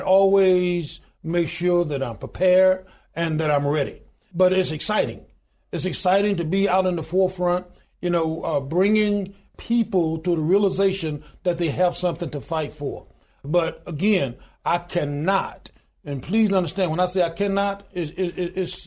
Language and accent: English; Goodwater, Alabama, United States; I was born in a little small town in Goodwater, Alabama, population 1,292